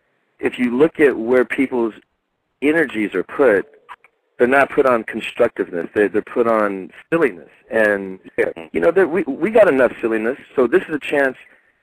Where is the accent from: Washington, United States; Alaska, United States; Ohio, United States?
Washington, United States; Seattle; I'm from Seattle.